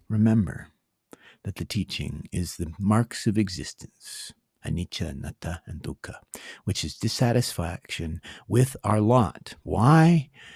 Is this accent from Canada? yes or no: yes; Canada; as a Canadian